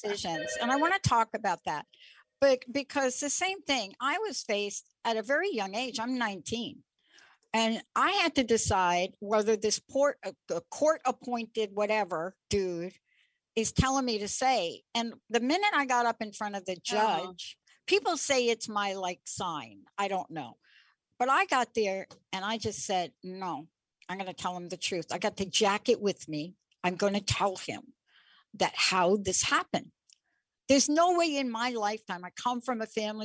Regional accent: New York, United States; I'm from New York

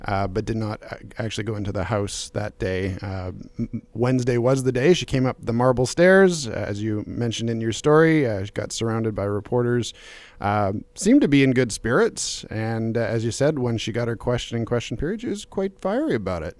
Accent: Calgary, Alberta, Canada; I grew up in Calgary

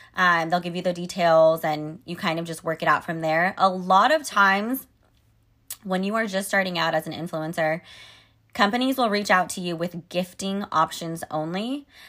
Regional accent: Sacramento, California, United States; I live in Sacramento, California, and the California State Capitol is actually here in my hometown

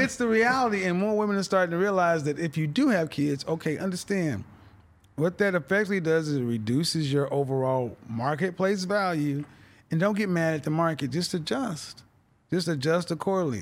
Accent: Oklahoma City, Oklahoma, United States; moved away; also born or lived in Houston / Dallas / New York City; I'm from Oklahoma City, and I was, so that's Middle America, the Bible Belt. and I was raised in the church

